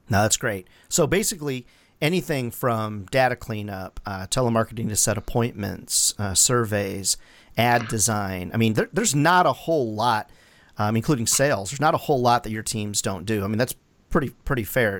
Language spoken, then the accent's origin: English; Chicago area, Illinois, United States; now in South Carolina, United States; I grew up in the general area